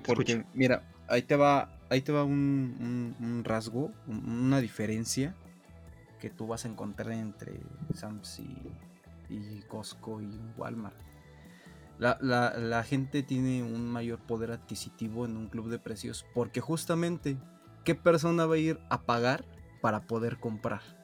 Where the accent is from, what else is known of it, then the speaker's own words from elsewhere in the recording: Mexico; como mexicanos buscamos